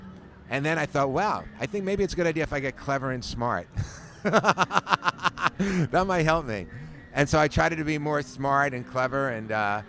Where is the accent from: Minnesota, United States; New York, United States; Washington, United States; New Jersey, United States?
New York, United States; New York City; moved away as an adult; also born or lived in Maryland / Miami; I was born in New York City. New York, and I finished high school there, and I went to Maryland for a year with my family